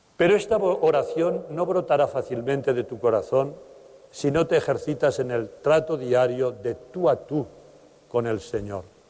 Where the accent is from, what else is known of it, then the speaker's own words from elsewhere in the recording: Teruel, Aragon, Spain; moved away; Teruel, mi tierra de origen